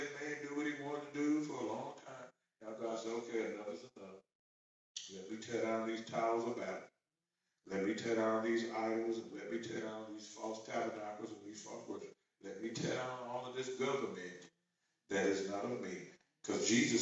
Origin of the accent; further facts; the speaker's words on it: United States; we're American